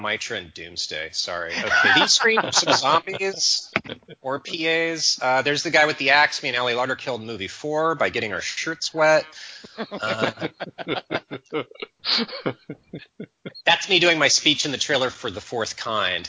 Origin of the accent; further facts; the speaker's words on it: United States; now in Germany; I'm American